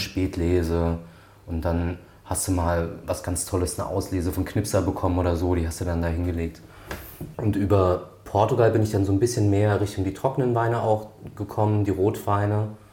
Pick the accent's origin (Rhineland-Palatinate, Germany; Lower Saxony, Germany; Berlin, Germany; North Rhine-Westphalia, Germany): Rhineland-Palatinate, Germany; Grünstadt; meiner Heimatstadt Grünstadt